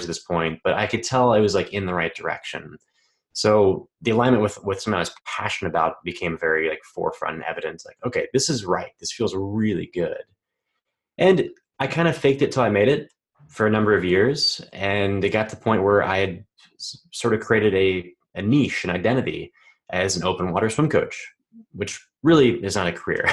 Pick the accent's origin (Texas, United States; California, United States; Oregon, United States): Texas, United States; growing up in Texas, I had a pretty easy childhood